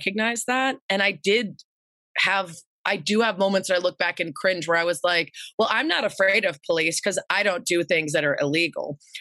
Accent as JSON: {"language": "English", "town": "Lake Forest", "region": "Illinois", "country": "United States", "tie": "born or raised there", "said": "I grew up in Lake Forest. It's about 45 minutes north of Chicago."}